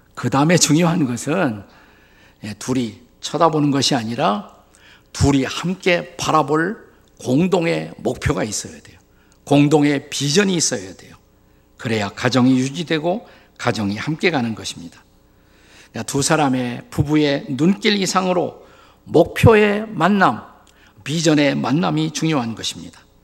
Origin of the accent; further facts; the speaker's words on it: South Korea; 우리 한국인들이 사용하는 언어